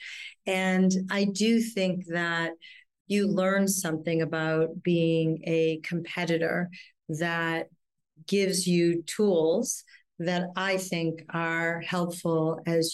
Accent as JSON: {"language": "English", "area": "a suburb outside of Boston", "region": "Massachusetts", "country": "United States", "tie": "born or raised there", "moved": "yes", "lives_now": "New York City, United States", "said": "I'm originally from Boston, outside of Boston, a suburb outside of Boston"}